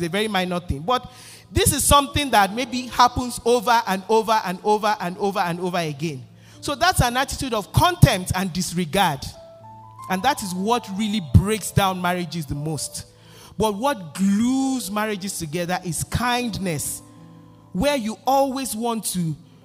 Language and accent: English; Nigeria; moved away; I grew up in Nigeria, in Africa